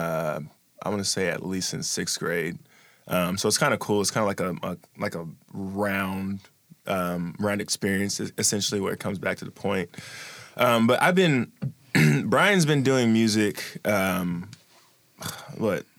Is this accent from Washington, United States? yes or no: yes; Washington, United States; also born or lived in Maryland; So I consider myself a Washingtonian. I was born in Maryland, parents from the East Coast, but we moved out this way probably in, I'm going to say, 97